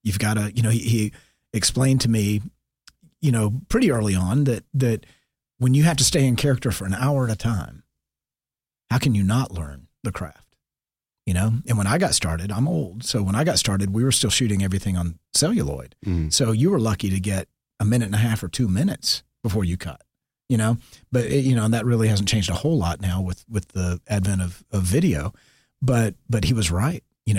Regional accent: Marietta, Georgia, United States; I'm this redneck from Marietta that, you know, to me, acting was film and TV.

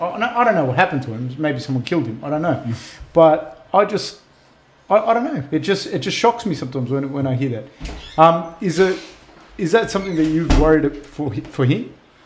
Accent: Sydney, New South Wales, Australia; I grew up in South West Sydney

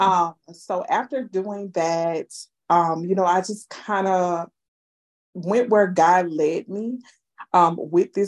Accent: Houma, Louisiana, United States; I was born and raised in Houma, Louisiana, a small town in Louisiana

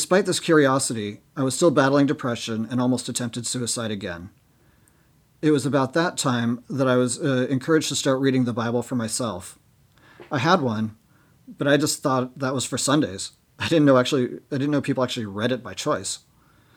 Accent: Seattle, Washington, United States; born and raised in Seattle

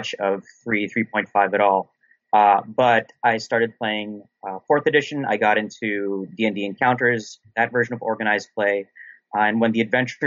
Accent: Philippines; I was a wee child growing up in the Philippines

